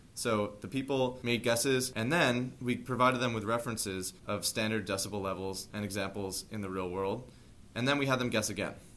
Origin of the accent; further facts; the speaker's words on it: Dix Hills, New York, United States; I'm from Dix Hills, New York